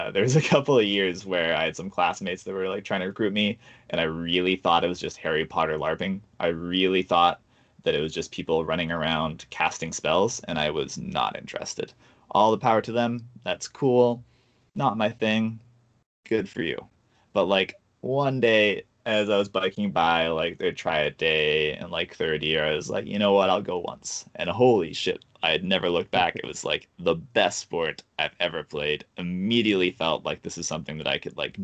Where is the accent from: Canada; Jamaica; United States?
Canada; as a Canadian